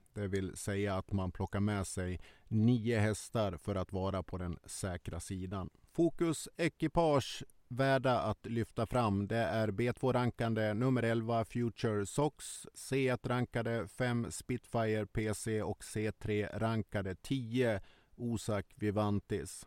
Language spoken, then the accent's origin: Swedish; Sweden; vi svenskar